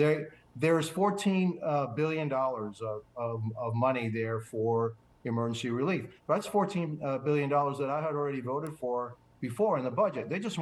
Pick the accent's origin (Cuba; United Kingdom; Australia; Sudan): Cuba; now in United States; obviously I was born in Cuba